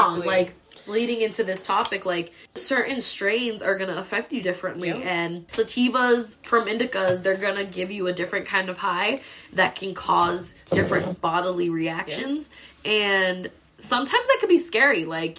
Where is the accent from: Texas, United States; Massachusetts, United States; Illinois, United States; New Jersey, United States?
Massachusetts, United States; Boston; Mark, we're from Boston, so don't even come at us.